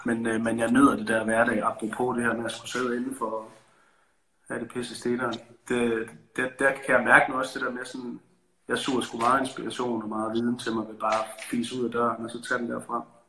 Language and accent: Danish; Aarhus, Central Denmark Region, Denmark; now in Copenhagen, Denmark; jeg elsker Aarhus, der hvor jeg kommer fra